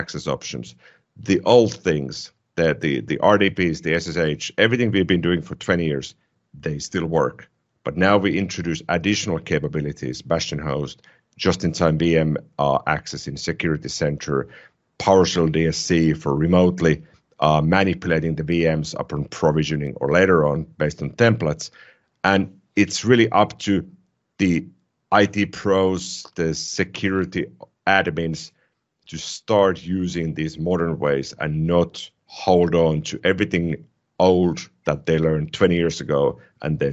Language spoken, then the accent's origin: English; Finland; first language Finnish; English is a second language; my native language is Finnish.